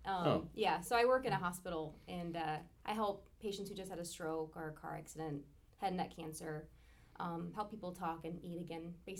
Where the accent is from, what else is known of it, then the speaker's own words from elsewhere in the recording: Warren, Michigan, United States; also born or lived in Saginaw, Michigan; now in Ferndale, United States; I did no? not grow up in Ferndale. I grew up in Warren, which is like, I don't know, 20 minutes.